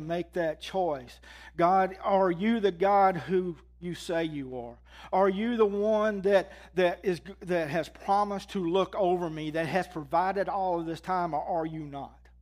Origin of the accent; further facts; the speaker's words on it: Mississippi, United States; moved away as an adult; I was born in Mississippi.